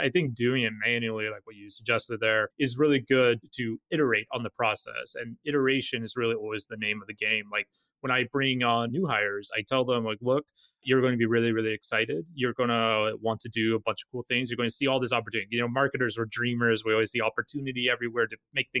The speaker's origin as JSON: {"language": "English", "region": "Alaska", "country": "United States", "said": "I'm from Alaska, you know, wide open spaces."}